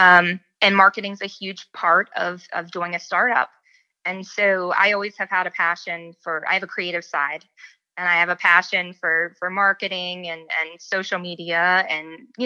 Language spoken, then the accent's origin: English; West Virginia, United States; moved away; also born or lived in North Carolina; I was born and raised in West Virginia